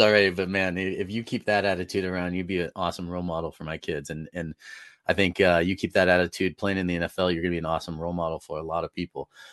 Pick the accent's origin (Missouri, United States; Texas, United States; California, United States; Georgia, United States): California, United States; Northern; now in Colorado, United States; I'm originally from Northern California, so um, and moved to Colorado in 2008